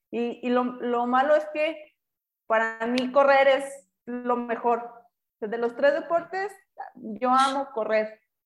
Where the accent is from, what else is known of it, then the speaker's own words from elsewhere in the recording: Durango, Mexico; now in León, Mexico; yo regresé a mi tierra, Durango. Eh, aquí les está estamos ahorita viviendo en León